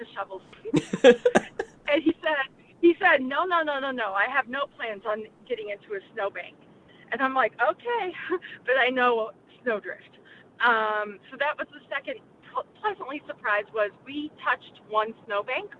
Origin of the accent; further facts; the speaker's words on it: California, United States; I'm from California